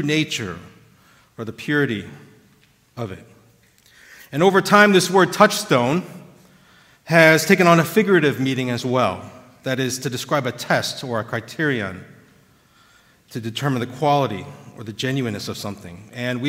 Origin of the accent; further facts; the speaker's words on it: Midwest, United States; growing up in the Midwest